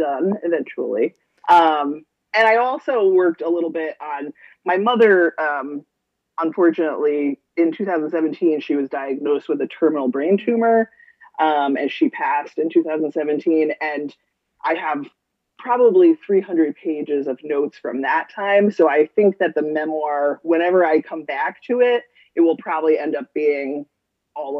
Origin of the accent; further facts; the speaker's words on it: Averill Park, New York, United States; I am from the area. I grew up in Avril Park, and I actually went to Hudson Valley myself